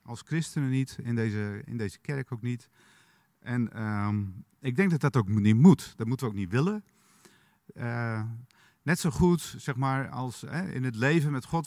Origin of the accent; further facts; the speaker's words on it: Frisian countryside, Friesland, Netherlands; ik ben opgegroeid in het Friese platteland